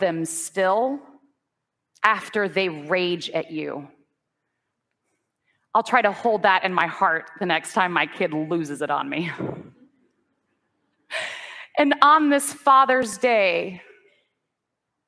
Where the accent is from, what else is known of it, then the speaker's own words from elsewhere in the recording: the South, United States; where I grew up in the South, I didn't see very many kind examples of the Christian tradition